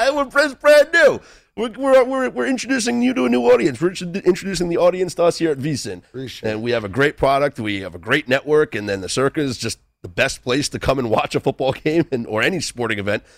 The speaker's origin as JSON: {"language": "English", "region": "New York", "country": "United States", "said": "I'm a New Yorker"}